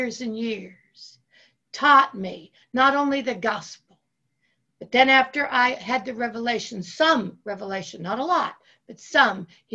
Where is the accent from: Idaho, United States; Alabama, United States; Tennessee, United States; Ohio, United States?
Ohio, United States; I grew up in Ohio